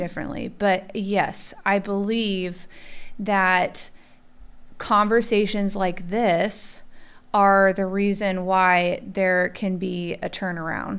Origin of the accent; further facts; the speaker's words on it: Midwest, United States; we're all from the Midwest